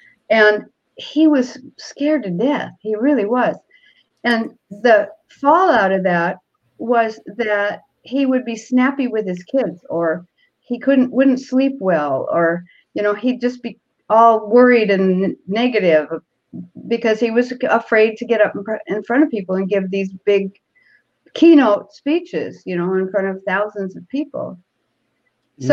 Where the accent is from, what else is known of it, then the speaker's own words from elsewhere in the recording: Seattle, Washington, United States; born there; This is my Toastmaster speech. I was born in Seattle, and I probably was very nervous.